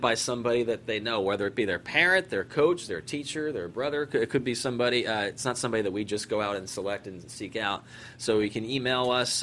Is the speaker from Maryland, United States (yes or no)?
yes; Maryland, United States; moved away as an adult; also born or lived in Philadelphia, Pennsylvania / Syracuse, New York / Fairbanks, Alaska / Anchorage, Alaska; I grew up in Maryland. I was uh, born in Philadelphia. Grew up in Maryland.